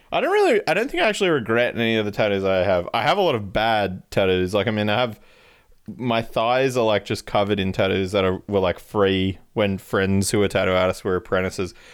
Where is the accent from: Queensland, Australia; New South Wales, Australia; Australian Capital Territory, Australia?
Australian Capital Territory, Australia; Canberra; we're from Canberra